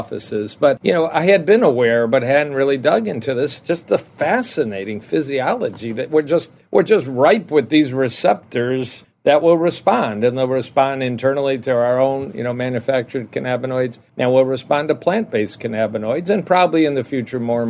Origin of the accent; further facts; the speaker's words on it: Detroit, Michigan, United States; also born or lived in Ann Arbor / Dallas / Kansas City; And I'm in Detroit, and I grew up in Detroit